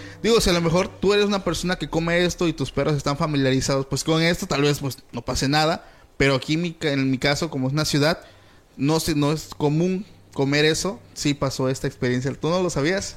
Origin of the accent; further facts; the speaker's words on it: Mexico; aquí en mi país